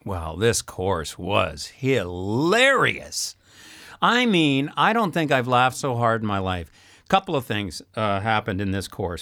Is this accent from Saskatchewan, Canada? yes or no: yes; Saskatchewan, Canada; moved away; also born or lived in Montreal; I'm from Saskatchewan originally, and at the time spoke zero French